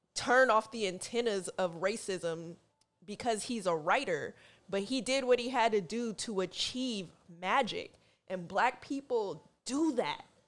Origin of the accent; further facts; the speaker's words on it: Oakland, California, United States; moved away as an adult; also born or lived in Seattle; now in New York, United States; I grew up in Oakland, grew up in a town